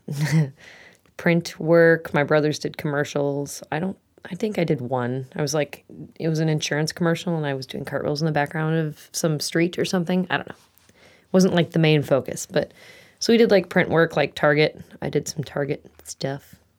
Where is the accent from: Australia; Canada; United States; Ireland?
United States; Eagan, Minnesota; moved away as an adult; now in Maple Falls, United States; I am from Eagan, Minnesota is where I grew up, um, till I was about twenty-two, twenty-three